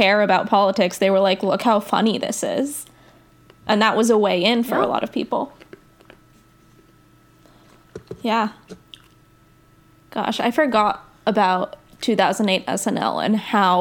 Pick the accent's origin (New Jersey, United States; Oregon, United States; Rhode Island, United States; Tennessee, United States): New Jersey, United States; I grew up in New Jersey